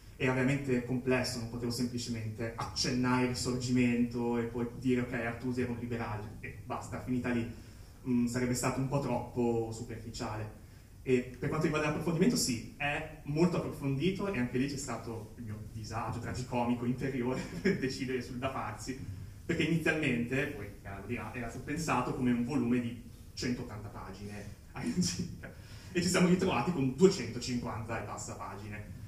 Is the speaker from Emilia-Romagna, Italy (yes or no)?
yes; Cesenatico, Emilia-Romagna, Italy; io vengo innanzitutto dall'Emilia Romagna, più precisamente dalla Romagna, più precisamente ancora da Cesenatico